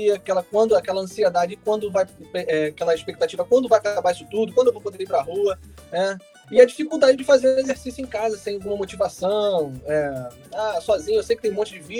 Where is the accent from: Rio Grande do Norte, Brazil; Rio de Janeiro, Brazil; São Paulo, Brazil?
Rio de Janeiro, Brazil; São Gonçalo; Sim, eu sou de São Gonçalo.